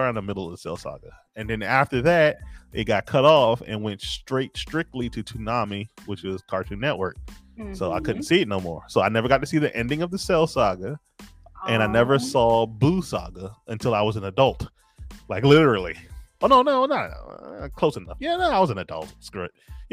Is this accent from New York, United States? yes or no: no; Maryland, United States; also born or lived in Trinidad; I grew up living out in Maryland.